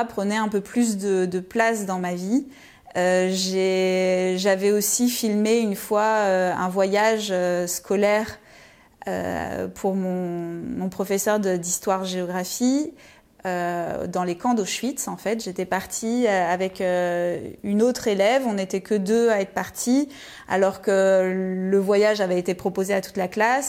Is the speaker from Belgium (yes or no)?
no; Lyon, Auvergne-Rhône-Alpes, France; moved away as an adult; je suis née à Lyon et j'ai grandi euh, à Lyon euh, jusqu'à mes 18 ans